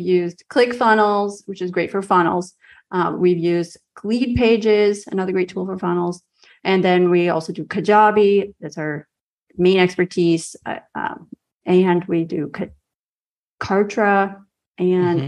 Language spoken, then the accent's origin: English; United States; moved away as an adult; also born or lived in Milan, Italy / Rome, Italy; now in Riga, Latvia; what I grew up with in the United States